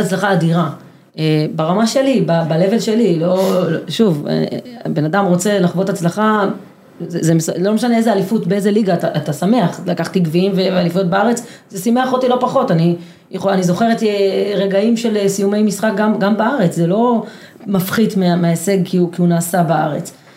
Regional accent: Kibbutz Gal'on, Southern District, Israel; אני גדלתי בקיבוץ שבו כולם שווים

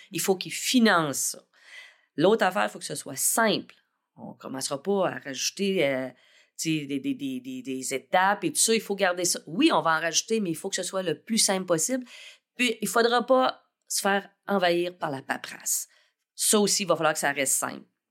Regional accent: Saint-René-de-Matane, Quebec, Canada; moi, je suis originaire de Saint-René-de-Matane

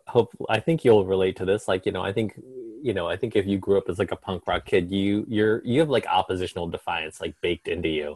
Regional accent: Carlisle, Pennsylvania, United States; moved away as an adult; also born or lived in New York City; now in Maine, United States; I grew up in um, Carlisle, Pennsylvania

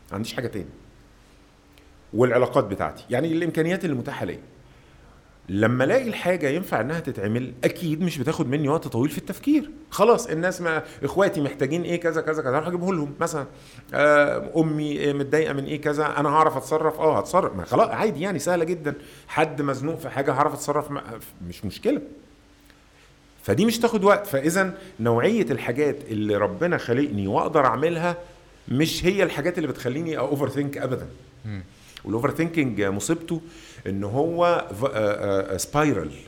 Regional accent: Mansoura, Dakahlia, Egypt; انا استاذنك انا اخوك من المنصوره

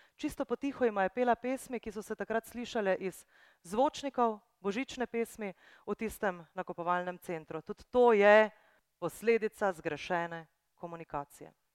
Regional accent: Brunšvik, Drava, Slovenia; Jaz sem iz Brunšvika, to je ena majhna vas

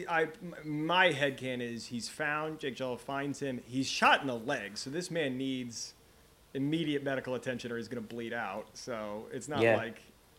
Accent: Norway; And then they wanted to know where I was from. So I said, I'm from Norway.

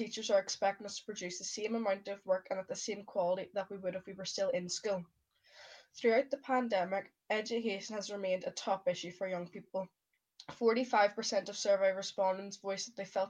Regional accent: Ards and North Down, Northern Ireland, United Kingdom; I'm 14 and I'm from Ards and North Down Borough Council.

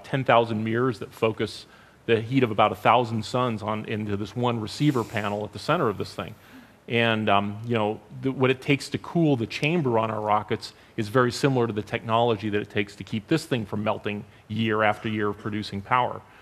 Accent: Los Angeles, California, United States; I grew up in the San Fernando Valley

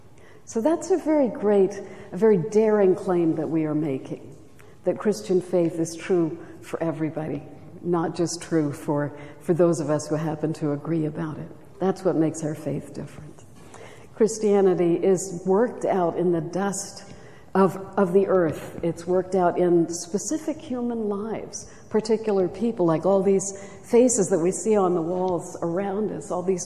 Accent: Charleston, South Carolina, United States; I was raised in Charleston, South Carolina, beautiful city

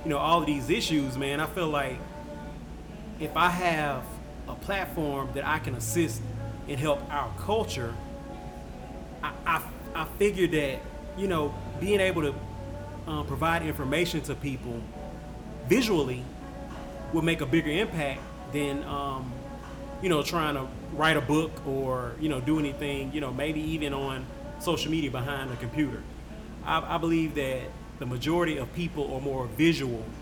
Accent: Shreveport, Louisiana, United States; I'm born and raised. I'm from Shreveport

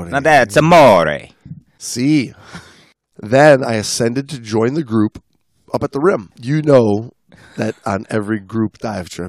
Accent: Italy; now in Mexico; I'm from Italy, but I now I live

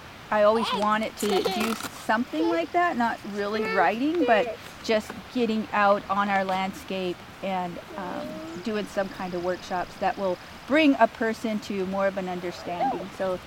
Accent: Amskapi Pikuni homelands, Northwest Montana, United States; So I grew up here on the Upskapi Bagani homelands

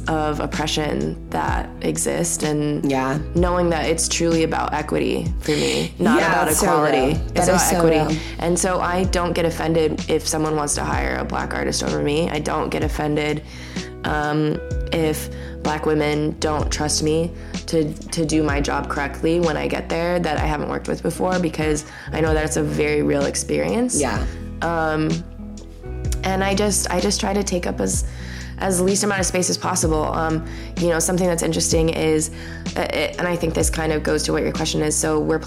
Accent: Coon Rapids, Minnesota, United States; I was raised totally in the Lutheran church in Coon Rapids, Minnesota

